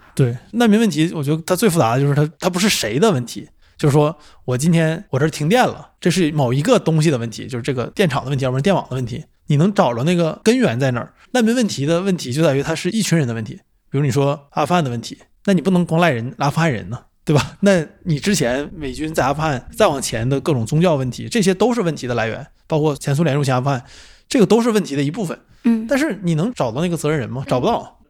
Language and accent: Chinese; China; also born or lived in Canada; 我不是加纳人，我是中国人